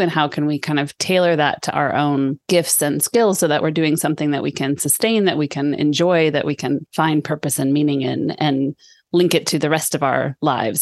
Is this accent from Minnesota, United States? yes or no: no; Sonoma, California, United States; moved away as an adult; now in Sweden; I grew up in Sonoma, where you live now